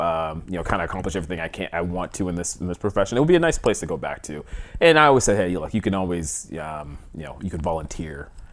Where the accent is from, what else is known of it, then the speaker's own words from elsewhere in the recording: East Coast, United States; also born or lived in Atlanta; So I'm an East Coast guy. I grew up on the East Coast originally. Went to Atlanta, Emory University in Atlanta